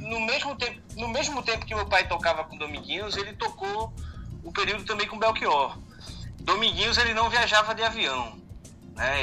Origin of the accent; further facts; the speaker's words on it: Recife, Pernambuco, Brazil; Eu tô aqui no Recife minha cidade natal